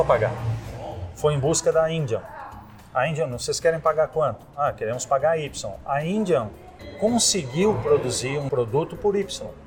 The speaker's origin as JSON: {"language": "Portuguese", "region": "Rio Grande do Sul", "country": "Brazil", "tie": "born or raised there", "also_born_or_lived": "Paraná / Jaguarão, Rio Grande do Sul", "moved": "as an adult", "lives_now": "Florianópolis, Brazil", "said": "nasci no Paraná, fui criado no Rio Grande do Sul e tô aqui desde 92"}